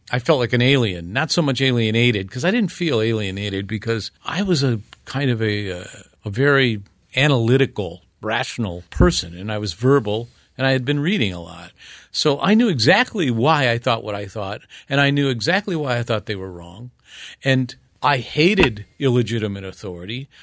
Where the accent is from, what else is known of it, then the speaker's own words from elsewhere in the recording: Northern Ohio, United States; moved away as an adult; also born or lived in Ravenna, Ohio; growing up in Northern Ohio